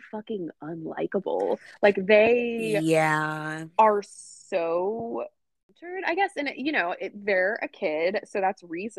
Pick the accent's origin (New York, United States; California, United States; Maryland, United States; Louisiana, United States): New York, United States; New York City; because I don't know any fucking non-binary people, because I grew up on the Upper East Side.